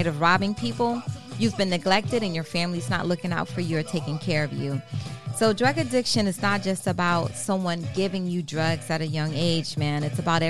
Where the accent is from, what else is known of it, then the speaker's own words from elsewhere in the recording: Maryland, United States; I'm from Maryland